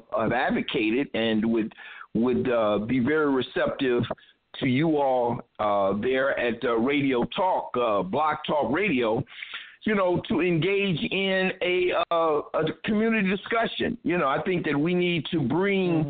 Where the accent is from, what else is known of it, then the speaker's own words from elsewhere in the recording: Toledo, Ohio, United States; now in Cincinnati, United States; I'm originally from Toledo, Ohio. I'm currently residing in Cincinnati